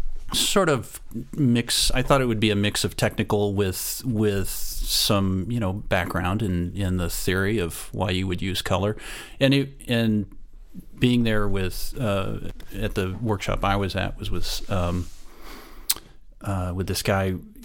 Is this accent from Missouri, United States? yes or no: no; Kansas, United States; no, I'm from Kansas. I was a newspaper photographer, and that was my sort of my supposed to be my profession.